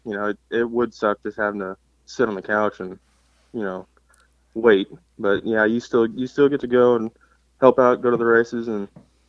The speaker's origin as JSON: {"language": "English", "region": "Missouri", "country": "United States", "also_born_or_lived": "Colorado", "lives_now": "Texas, United States", "said": "Well, I'm from Missouri, but you know, I started racing and all that in Colorado. For you know, I lived there for 10 years, and then I moved to Texas"}